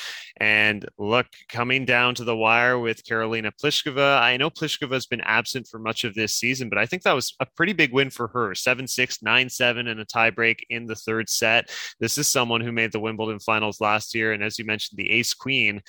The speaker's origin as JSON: {"language": "English", "country": "Canada"}